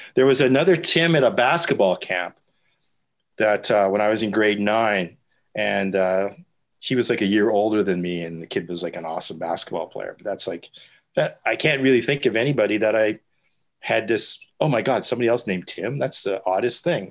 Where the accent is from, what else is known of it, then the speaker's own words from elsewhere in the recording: Winnipeg, Manitoba, Canada; now in Halifax, Canada; my father was actually a deacon when I was growing up in the Ukrainian Catholic Church in Winnipeg